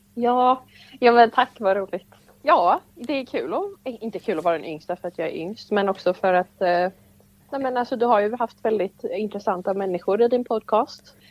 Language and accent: Swedish; Laholm, Halland County, Sweden; moved away as an adult; now in Ängelholm, Sweden; jag är uppvuxen i Laholm då eh, med min familj